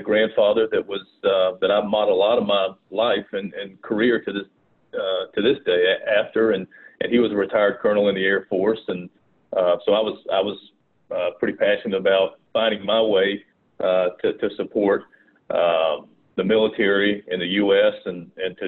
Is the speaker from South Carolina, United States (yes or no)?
yes; Rock Hill, South Carolina, United States; accent: Southern; also born or lived in Fort Mill, South Carolina; grew up in a little area called Rock Hill, South Carolina. And then when I was 15, I moved to Fort Mill, South Carolina